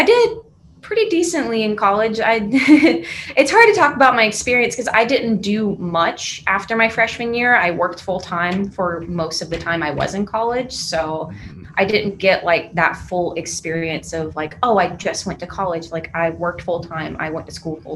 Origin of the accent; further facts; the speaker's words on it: Jacksonville, North Carolina, United States; moved away as an adult; also born or lived in Fayetteville, North Carolina; now in Raleigh, United States; I'm actually from Jacksonville, North Carolina